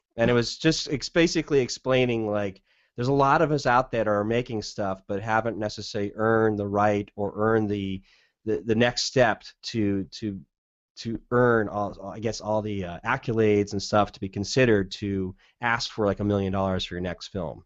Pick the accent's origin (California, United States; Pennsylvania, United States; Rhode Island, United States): California, United States; Southern; now in Portland, United States; growing up in Southern California, I kinda know the desert landscape